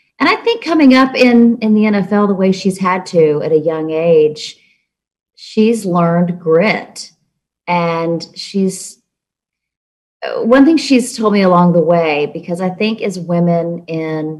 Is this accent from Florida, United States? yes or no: no; Charleston, South Carolina, United States; I grew up in Charleston, actually, and I went to Clemson